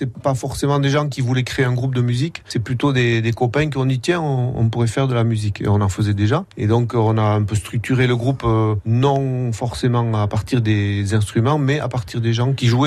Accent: Nouvelle-Aquitaine, France; En gros, c'est quand même le, Pays Basque.

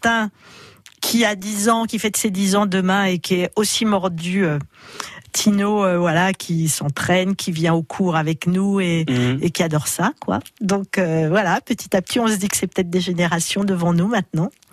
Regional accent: Chalon-sur-Saône, Bourgogne-Franche-Comté, France; une enfance euh, voilà classique en Bourgogne, à Chalon-sur-Saône

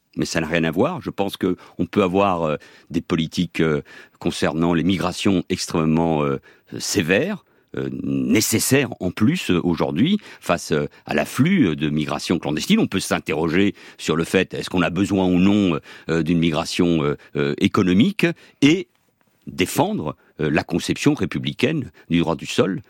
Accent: Barcelona, Catalonia, Spain; now in France; je suis né à Barcelone et à 18 ans, j'ai demandé, comme tout étranger, la nationalité française.

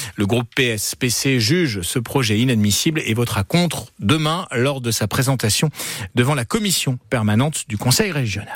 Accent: France; chez nous en France

